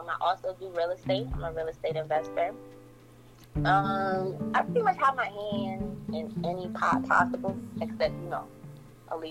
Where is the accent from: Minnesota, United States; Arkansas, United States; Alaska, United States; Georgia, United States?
Georgia, United States; Atlanta; also born or lived in Jamaica, Queens, New York; I'm from Southside Jamaica, Queens. You heard. I was raised in Atlanta